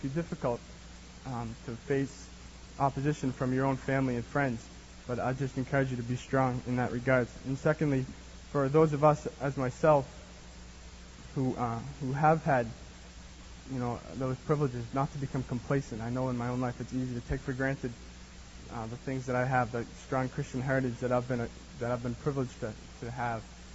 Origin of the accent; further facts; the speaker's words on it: Boston, Massachusetts, United States; moved away as an adult; now in California, United States; I'm from Massachusetts, Boston, Massachusetts, great place